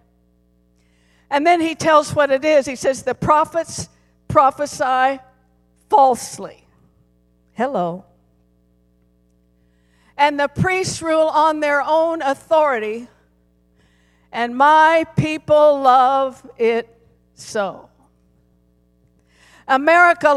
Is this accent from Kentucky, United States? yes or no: no; Colorado, United States; I was born and raised in Colorado, and I love my home state